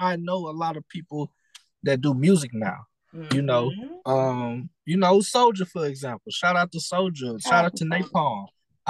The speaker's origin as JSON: {"language": "English", "town": "Lake Charles", "region": "Louisiana", "country": "United States", "moved": "yes", "lives_now": "Austin, United States", "said": "me, my family, we all reside from Lake Charles, Louisiana."}